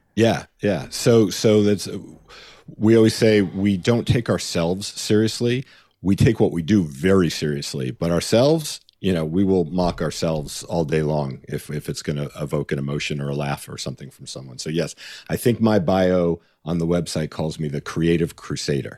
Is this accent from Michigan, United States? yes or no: no; New York, United States; moved away as an adult; now in Los Angeles, United States; I grew up in New York and I went to college in upstate New York.